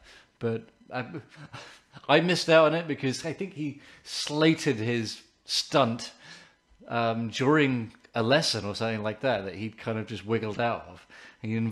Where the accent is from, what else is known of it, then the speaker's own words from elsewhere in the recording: England, United Kingdom; I'm English